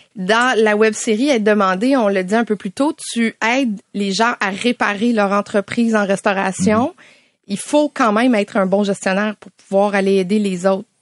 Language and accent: French; Salaberry-de-Valleyfield, Quebec, Canada; now in Sainte-Thérèse, Canada; je suis à la Sainte-Thérèse, mais j'ai grandi à Valleyfield